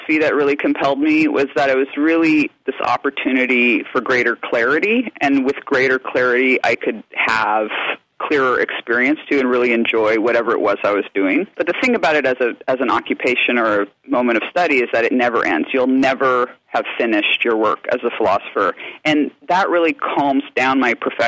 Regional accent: Anchorage, Alaska, United States; moved away; I grew up in Alaska at a time when there wasn't very much wine coming into the state

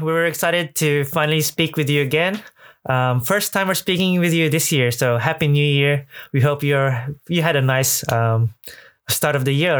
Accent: Australia; moved away as an adult; now in Japan; I'm originally from Australia, moved to Japan about 14 years ago

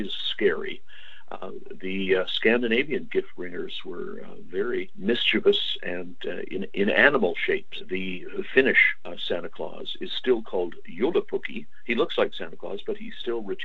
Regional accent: Canada; I'm a Canadian historian

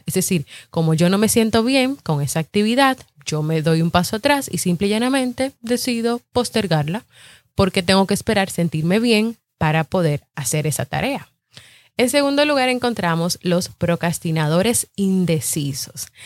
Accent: Dominican Republic; yo soy de República Dominicana y aquí en mi país hay muchos podcasts

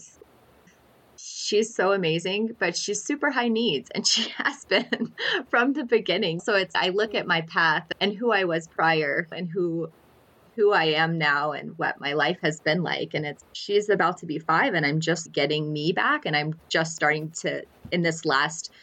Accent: Alabama, United States; now in New Mexico, United States; I'm actually from Alabama

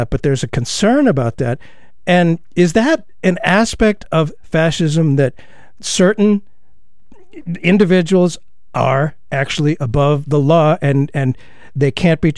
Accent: United States; as an American

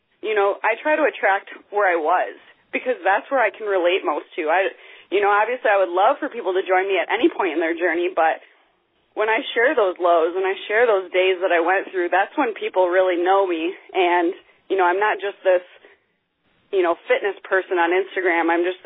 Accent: Grand Rapids, Michigan, United States; now in Grand Haven, United States; I am originally from Grand Rapids, Michigan, and I currently live along the lakeshore in Grand Haven, Michigan

